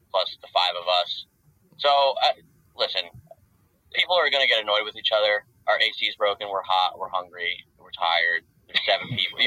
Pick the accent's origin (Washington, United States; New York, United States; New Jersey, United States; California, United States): New Jersey, United States; now in Georgia, United States; we're just being from Jersey